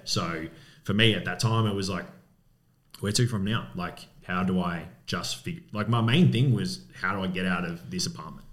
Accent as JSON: {"language": "English", "town": "Coburg", "region": "Victoria", "country": "Australia", "tie": "born or raised there", "said": "I grew up in Coburg in West Coburg many moons ago"}